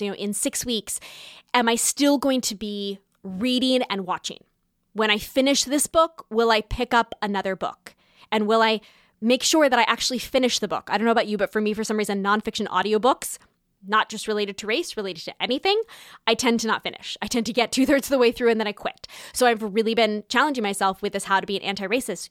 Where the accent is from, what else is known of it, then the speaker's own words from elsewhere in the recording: Southern California, United States; moved away as an adult; now in New York City, United States; I was born in Southern California